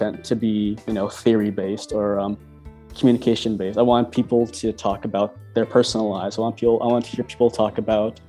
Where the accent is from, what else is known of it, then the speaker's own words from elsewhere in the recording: Vaughan, Ontario, Canada; also born or lived in Toronto; But then I was raised in a place called Thornhill, which is a community within a city called Vaughan, which is the city directly north of Toronto.